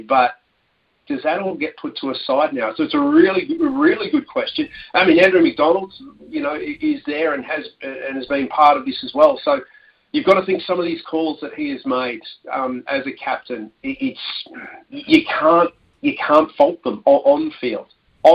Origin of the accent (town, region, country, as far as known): Australia